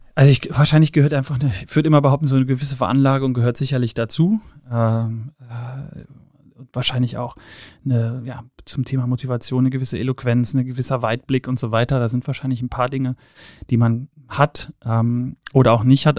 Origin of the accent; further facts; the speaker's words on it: Cologne, North Rhine-Westphalia, Germany; moved away; bin ursprünglich aus Köln, äh, bin aus dem Rheinland, in geboren, äh, in Ehrenfeld aufgewachsen